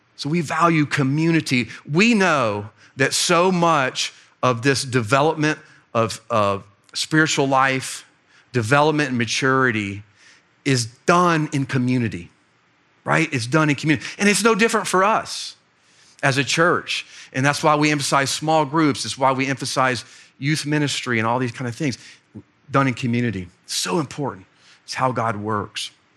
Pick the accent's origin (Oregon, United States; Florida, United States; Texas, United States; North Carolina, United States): Florida, United States; Fort Myers; moved away; my hometown, Fort Myers, Florida